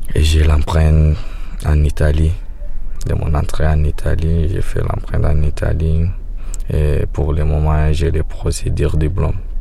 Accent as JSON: {"language": "French", "country": "Sudan", "also_born_or_lived": "Libya / Germany", "moved": "as an adult", "lives_now": "Calais, France", "said": "chez moi au Soudan"}